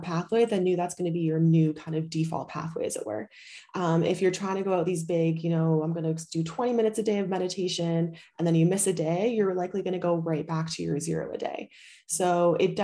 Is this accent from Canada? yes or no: yes; Canada; also born or lived in Bali; now in Europe; I'm from Canada